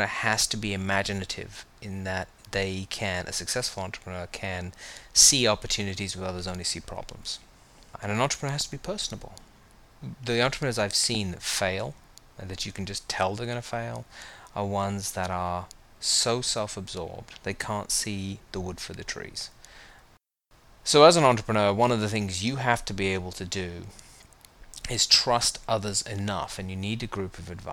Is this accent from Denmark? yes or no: no; United Kingdom; moved away as an adult; now in United States; I grew up in the United Kingdom. I moved here